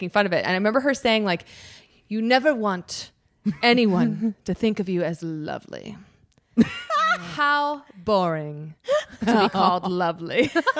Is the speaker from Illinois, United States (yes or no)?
yes; Chicago, Illinois, United States; moved away; I'm from the Chicago area. That's where I went to college.